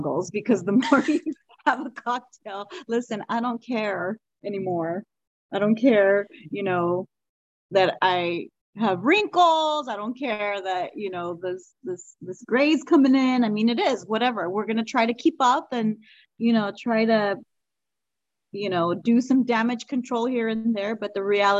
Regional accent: Los Angeles, California, United States; accent: Valley girl; we are from the San Fernando Valley, LA, you know, so we're two Valley girls too

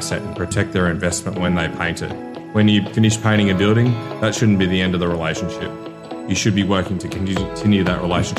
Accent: Brisbane, Queensland, Australia; I'm from Brisbane. Yeah. So I live in God's country in Queensland, as I call it.

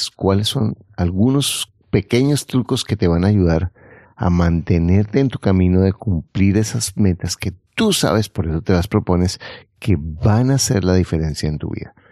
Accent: Mexico; soy empleada, emprendedora, mamá y soy mexicana, sí señor.

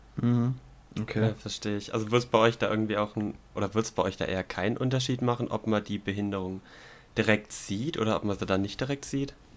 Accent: Swabia, Germany; als Schwabe

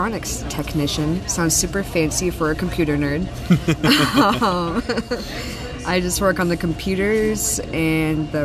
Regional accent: Minnesota, United States; moved away as an adult; also born or lived in Key West; now in Virginia, United States; I am from Minnesota

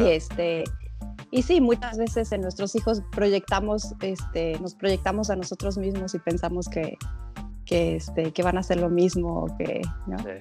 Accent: Mexico; now in Canada; en México tenemos este ese estereotipo

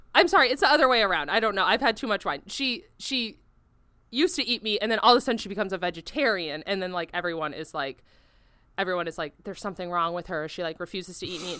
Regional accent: Florida, United States; growing up in Florida

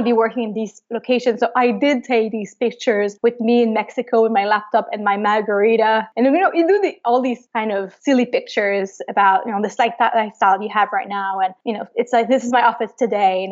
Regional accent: Montreal, Quebec, Canada; I am from Montreal, Canada. So I was born and raised there

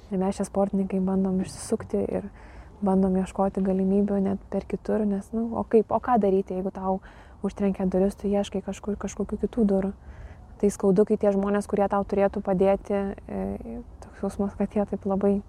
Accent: Lithuania; čia mes lietuviai

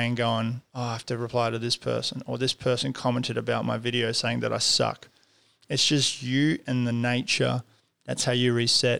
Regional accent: Kyrgyzstan; I was born in Kyrgyzstan, and I lived in the mountains.

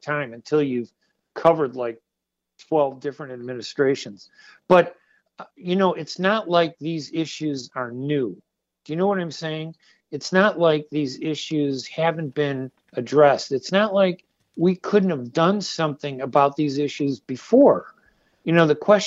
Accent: United States; also born or lived in Middle East; I'm Middle Eastern and I'm American, very proud to be American.

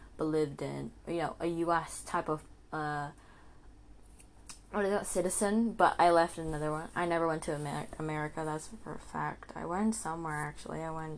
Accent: Indonesia; English is a second language; So I'm born in Asia. I was born in Indonesia, actually

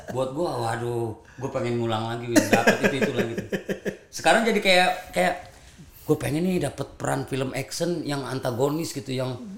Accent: Java, Indonesia; itu kita orang Jawa

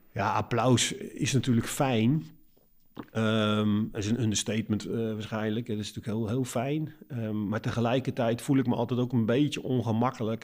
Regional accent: Netherlands; als Nederlanders zijn we natuurlijk Calvinistisch volkje

